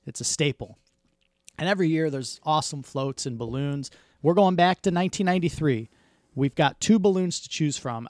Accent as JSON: {"language": "English", "town": "Detroit", "region": "Michigan", "country": "United States", "tie": "born or raised there", "said": "growing up in Southwest Detroit, my, all my uncles, my grandma, us, we all lived on the same street"}